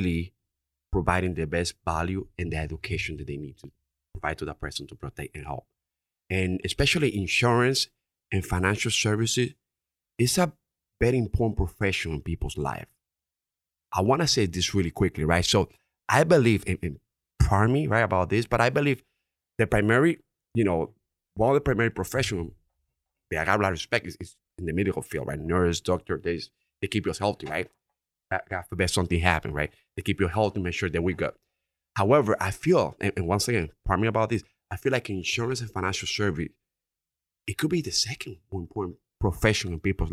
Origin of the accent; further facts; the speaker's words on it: Dominican Republic; accent: Dominican; English is a second language; now in Connecticut, United States; English is my second language, right? Obviously, you can tell from my Dominican accent.